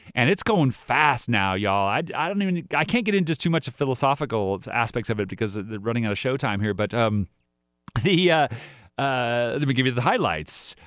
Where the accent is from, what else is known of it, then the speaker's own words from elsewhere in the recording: United States; I'm all American. We're all, all American if you're born here